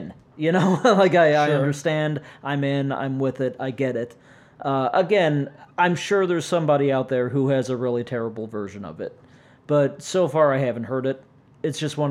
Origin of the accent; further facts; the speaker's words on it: St. Louis, Missouri, United States; I'm from St. fucking Louis